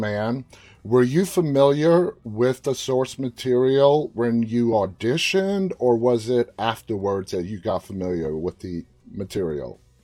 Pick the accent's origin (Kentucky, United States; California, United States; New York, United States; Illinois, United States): New York, United States; New York City; now in Northern Virginia, United States; I'm from, born, raised in Queens